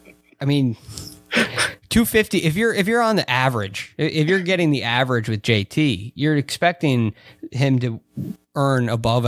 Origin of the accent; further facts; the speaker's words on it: United States; No. I'm all American.